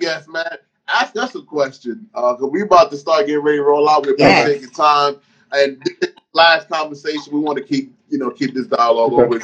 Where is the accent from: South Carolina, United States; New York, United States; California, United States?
New York, United States; New York City; also born or lived in Virginia / Panama; I was raised in Brooklyn